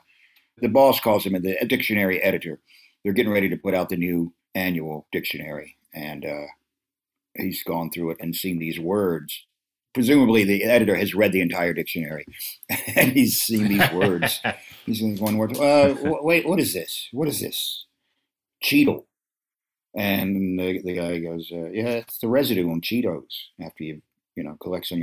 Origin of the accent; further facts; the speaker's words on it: the South, United States; so many of my marginal relatives that I grew up with in the South, the ones, you know, coming out of the woods in North Carolina and Kentucky